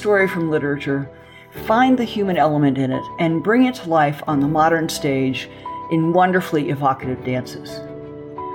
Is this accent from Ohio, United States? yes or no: yes; Columbus, Ohio, United States; my hometown, Columbus, Ohio